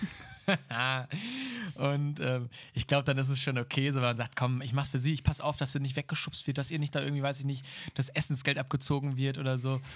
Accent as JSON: {"language": "German", "country": "Germany", "said": "als Deutsche"}